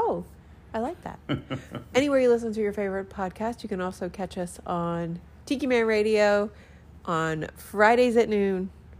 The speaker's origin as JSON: {"language": "English", "town": "Boston", "region": "Massachusetts", "country": "United States", "lives_now": "Key West, United States", "said": "For example, I'm originally from Boston, and we have candlepin bowling. We call chocolate sprinkles Jimmy's."}